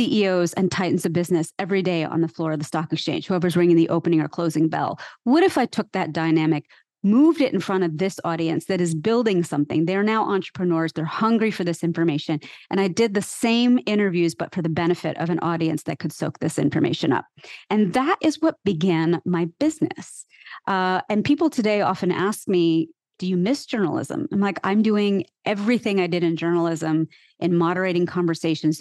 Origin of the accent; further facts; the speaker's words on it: central Pennsylvania, United States; moved away as an adult; now in New York City, United States; they settled in central Pennsylvania, where there was a small clutch of Indians already settled when they decided to move there. And that's where I was born and raised. But I've been in New York City since I was 23